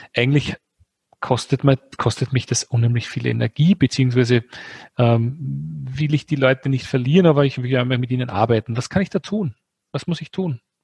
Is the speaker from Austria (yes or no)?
yes; Austria; Wir sind beide Österreicher